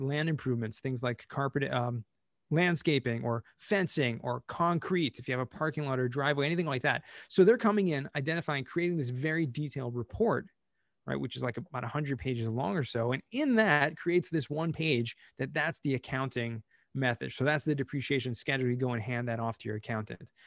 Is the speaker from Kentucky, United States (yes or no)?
no; Southern California, United States; moved away; also born or lived in Israel; grew up in Southern California, um, actually moved to Israel for many years